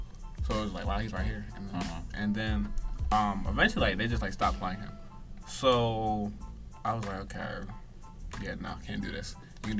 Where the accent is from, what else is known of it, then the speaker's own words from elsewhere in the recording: Baltimore, Maryland, United States; I'm from Baltimore.